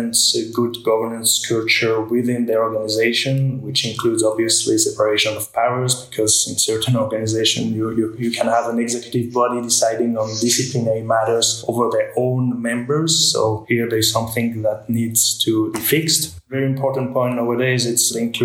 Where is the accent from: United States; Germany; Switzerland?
Switzerland; Being a Swiss citizen, I was on the ski slopes at 2 years old.